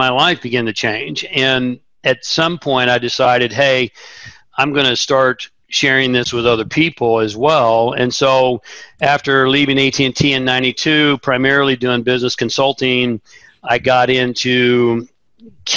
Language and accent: English; Tulsa, Oklahoma, United States; I grew up in Tulsa, Oklahoma